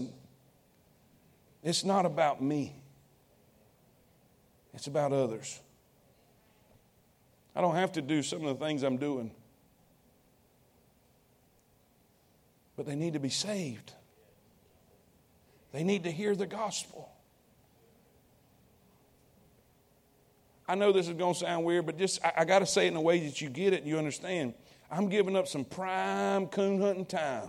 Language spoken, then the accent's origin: English; United States; I'm proud to be an American. I'm glad I was born here